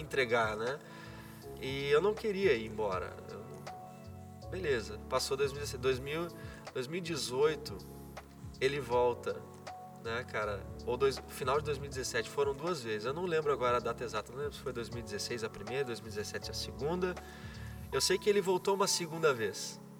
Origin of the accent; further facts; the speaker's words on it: Brazil; moved away as an adult; also born or lived in Germany; eu sou brasileiro